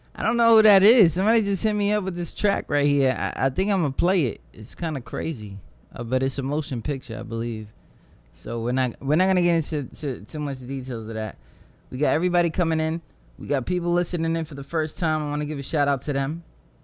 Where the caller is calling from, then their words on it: Virginia Beach, Virginia, United States; I'm live from Virginia Beach, Virginia.